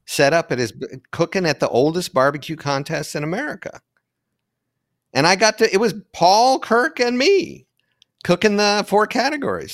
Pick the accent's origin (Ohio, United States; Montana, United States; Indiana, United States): Ohio, United States; London; moved away as an adult; also born or lived in New York City / Hudson Valley; growing up in Ohio